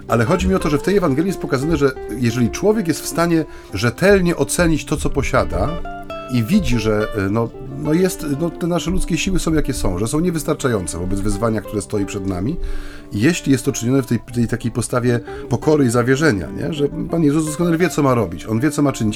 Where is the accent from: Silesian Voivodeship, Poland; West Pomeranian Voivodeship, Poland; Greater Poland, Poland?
Silesian Voivodeship, Poland; u nas na Śląsku